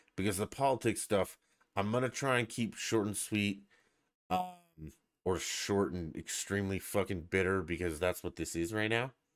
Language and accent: English; Colorado, United States; I'm from Colorado